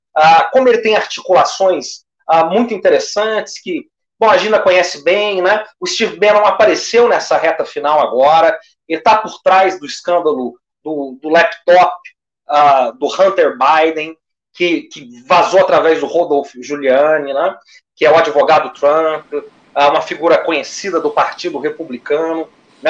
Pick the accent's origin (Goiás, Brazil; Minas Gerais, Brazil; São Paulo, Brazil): Minas Gerais, Brazil; como se diz em Minas Gerais, a minha terra